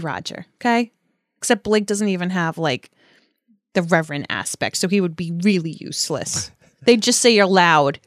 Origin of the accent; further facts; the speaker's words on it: United States; I'm an American